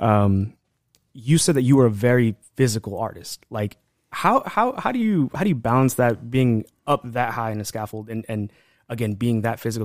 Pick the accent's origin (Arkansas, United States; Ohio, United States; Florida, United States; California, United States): California, United States; Los Angeles; I grew up at here in Highland Park